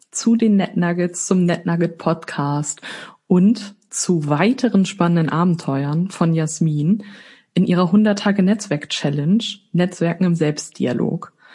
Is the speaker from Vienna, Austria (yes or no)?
yes; Vienna, Austria; now in Hamburg, Germany; Als Hamburgerin mache ich immer Geschäfte und besonders dann, wenn ich gemeinsam Kaffee trinke. Da kommt bei mir meine Wiener Erziehung durch.